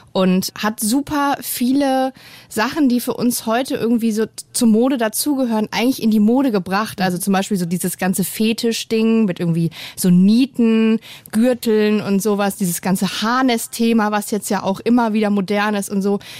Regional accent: East Germany, Germany; Ich bin im Osten geboren

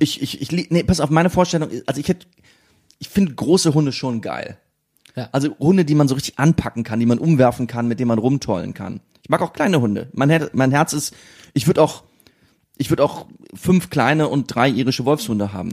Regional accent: Siegen, North Rhine-Westphalia, Germany; now in Berlin, Germany; in meiner Kindheit in Siegen

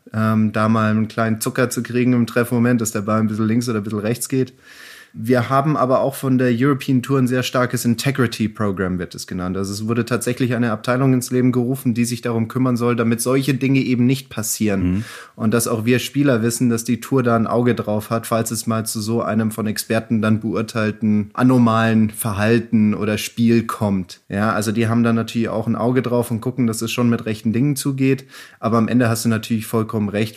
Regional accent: Germany; bei uns in Deutschland

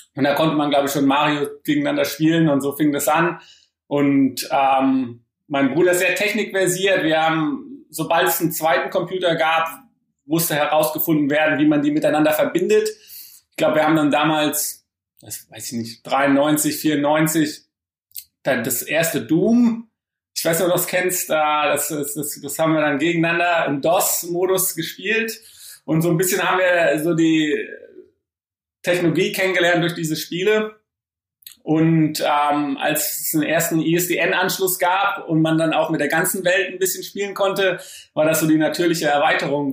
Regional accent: Frankfurt, Hesse, Germany; also born or lived in Oldenburg; Ich bin geboren in Oldenburg und ähm, meine Familie kommt aus Berlin, also eher so aus dem Norden. Und ähm, ja, bin aber dann in Frankfurt okay. Äh, später groß geworden

